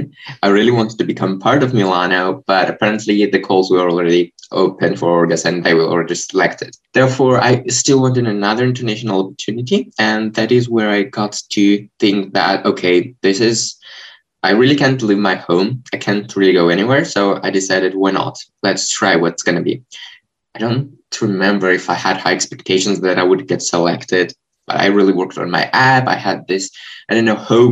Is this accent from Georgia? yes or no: yes; Georgia; I come from Georgia, 17 years old